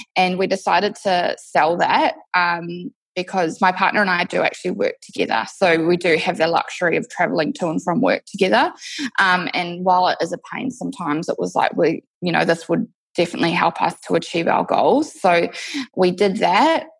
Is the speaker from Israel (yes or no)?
no; New Zealand; moved away as an adult; now in Perth, Australia; I'm actually from New Zealand originally. I moved to Perth, Western Australia, six years ago.